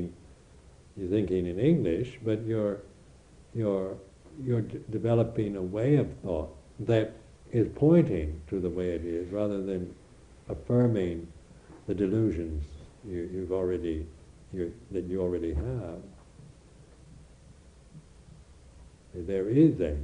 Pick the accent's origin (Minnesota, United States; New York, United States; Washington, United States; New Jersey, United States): Washington, United States; moved away as an adult; also born or lived in Thailand / Borneo / India; now in England, United Kingdom; as an American